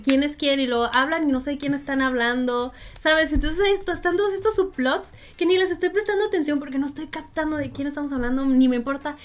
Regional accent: Monterrey, Nuevo León, Mexico; el público de Monterrey es muy difícil, que no nos reímos de cualquier cosa

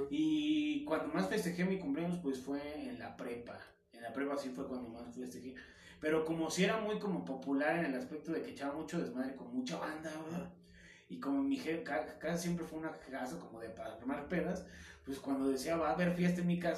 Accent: Taxco, Guerrero, Mexico; moved away as an adult; now in Mexico City, Mexico; soy de Tasco

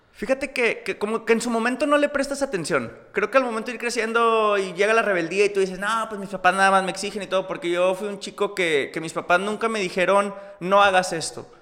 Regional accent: Múzquiz, Coahuila, Mexico; also born or lived in United States / Mexico City; yo nací en, en, en Palauco, Huila en ahí, municipio de Musquis, y pues toda la vida viviendo allá.

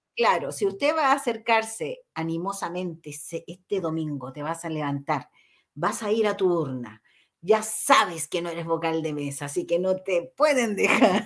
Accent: Chile; como chilenos

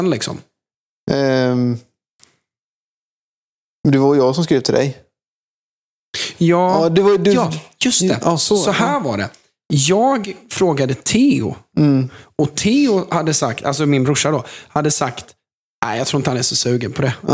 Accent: Jönköping, Jönköping County, Sweden; Eh, men för de som är från Jönköping. Alltså, jag känner mig så jäkla hemma på Hovet.

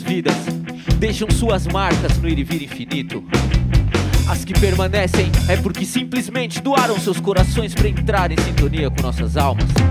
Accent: Joinville, Santa Catarina, Brazil; nós somos de Joinville

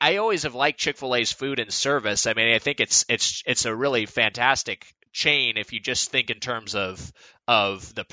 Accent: Southern California, United States; I've born and raised in Southern California, and I've never really, I've rarely left

